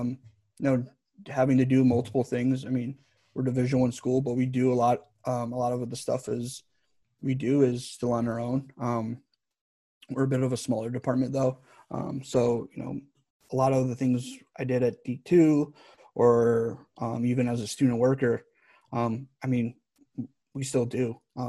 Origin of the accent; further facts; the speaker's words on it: Northeast, United States; now in Alabama, United States; I'd never pictured myself growing up in the Northeast and saying, yeah, I'm going to live in Alabama.